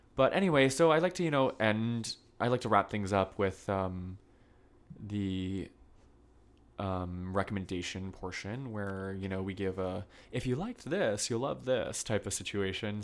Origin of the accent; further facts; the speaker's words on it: Vermont, United States; now in New York, United States; I'm originally from Vermont